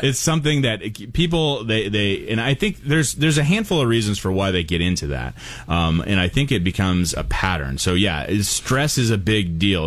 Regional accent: Portland, Oregon, United States; moved away; I grew up in Portland

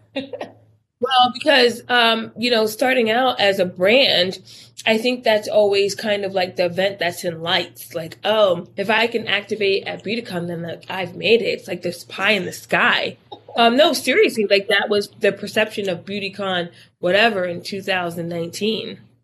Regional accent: Newburgh, New York, United States; moved away as an adult; also born or lived in Miami, Florida; I'm originally from Newburgh, New York, which if you wanted to be something or do something, you had to leave Newburgh

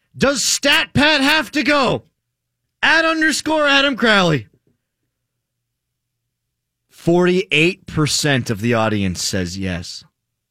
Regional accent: Pittsburgh, Pennsylvania, United States; I am from Pittsburgh

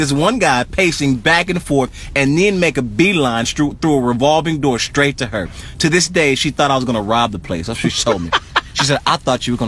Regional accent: Tennessee, United States; I'm from Tennessee

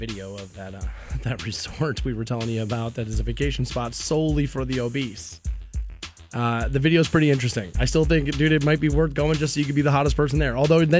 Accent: Erie, Pennsylvania, United States; also born or lived in Calcutta, Ohio; I used to live in Calcutta, Ohio, and I grew up in Erie, and we had Tim Hortons.

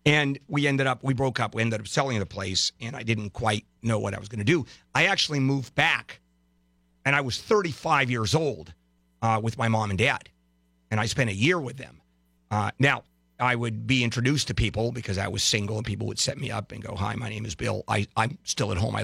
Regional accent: Brazil; moved away; South America, where I was born in Brazil

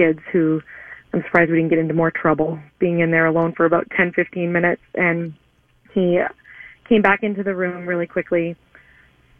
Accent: Boston, Massachusetts, United States; now in Rosemount, United States; I was raised in Boston, Massachusetts

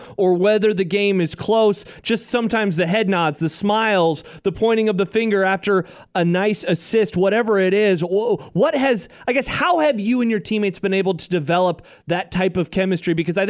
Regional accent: Omaha, Nebraska, United States; I am an Omaha City boy.

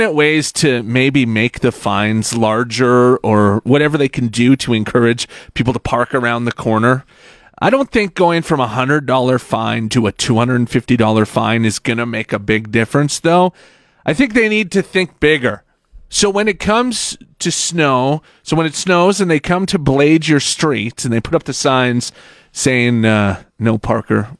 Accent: Saskatchewan, Canada; now in Alberta, Canada; I'm from Saskatchewan, so when I moved here

